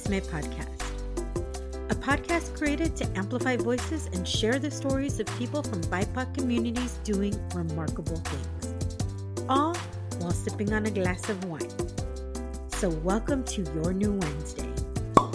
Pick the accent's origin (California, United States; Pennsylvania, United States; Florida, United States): California, United States; Escondido; moved away as an adult; also born or lived in Texas; From Escondido, so North County, San Diego